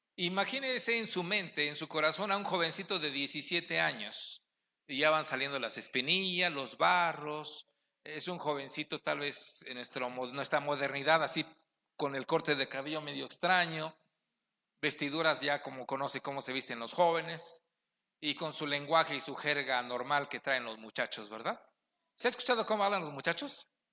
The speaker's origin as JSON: {"language": "Spanish", "town": "Ixmiquilpan", "region": "Hidalgo", "country": "Mexico", "said": "Somos de Ixmiquilpan"}